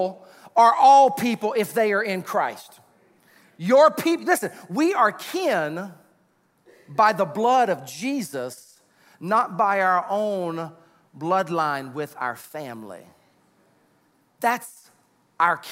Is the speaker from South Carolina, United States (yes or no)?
yes; Sumter, South Carolina, United States; That's where my family was originally from, even though I grew up in Sumter